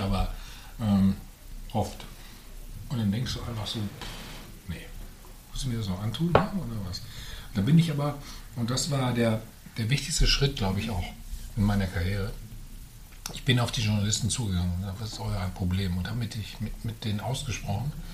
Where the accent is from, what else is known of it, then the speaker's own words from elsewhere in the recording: Bad Salzuflen, North Rhine-Westphalia, Germany; also born or lived in Herford; ich bin in Bad Ufern aufgewachsen